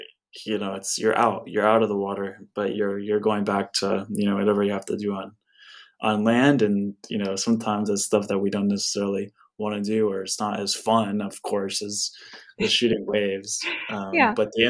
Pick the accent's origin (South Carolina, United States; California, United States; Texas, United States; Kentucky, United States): California, United States; Santa Barbara; I grew up in Santa Barbara, where I live now